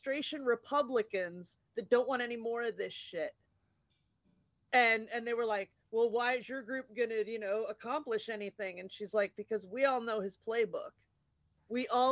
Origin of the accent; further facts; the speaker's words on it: Indiana, United States; I'm from Indiana